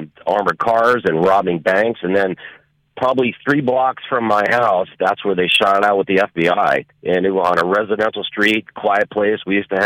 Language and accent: English; Miami, Florida, United States; now in Port St. Lucie, United States; I grew up in Miami